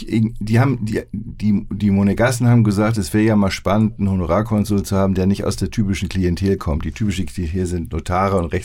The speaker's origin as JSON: {"language": "German", "region": "Hamburg", "country": "Germany", "said": "Ich bin ein Hamburger."}